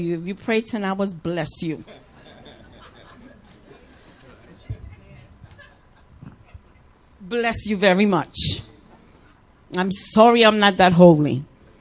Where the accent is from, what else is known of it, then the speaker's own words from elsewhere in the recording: New York, United States; moved away; I'm a New Yorker